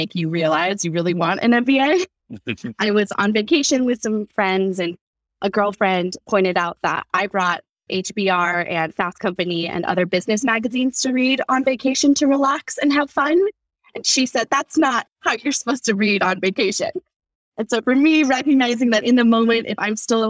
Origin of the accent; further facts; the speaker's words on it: California, United States; I grew up in California, both Northern and Southern California